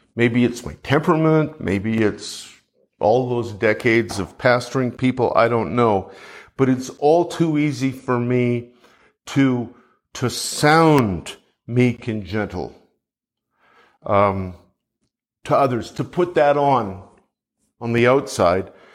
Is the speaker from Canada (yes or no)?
yes; Canada; now in United States; I'm a Canadian